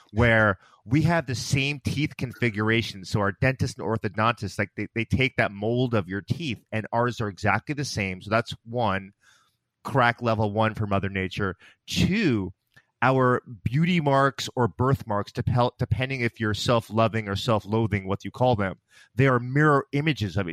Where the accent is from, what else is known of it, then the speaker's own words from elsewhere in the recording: outside of New York City, United States; we grew up in New York, outside of New York City